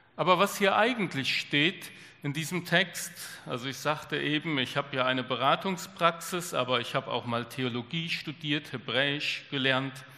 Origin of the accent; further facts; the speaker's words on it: Germany; bei uns in Deutschland